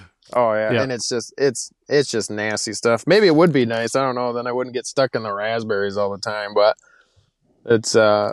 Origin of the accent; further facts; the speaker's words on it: Michigan, United States; Or I grew up down in Michigan. We had the Amish there, and all of our neighbors had a ton of horses.